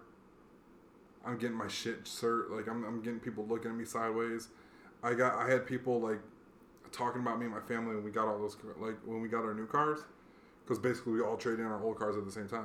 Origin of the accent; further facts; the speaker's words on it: Hawaii, United States; now in Arizona, United States; I live in Arizona. I grew up in Hawaii